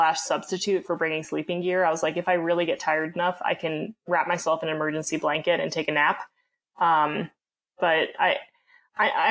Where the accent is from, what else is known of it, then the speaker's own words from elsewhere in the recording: Jackson, Wyoming, United States; I grew up in Jackson for the most part.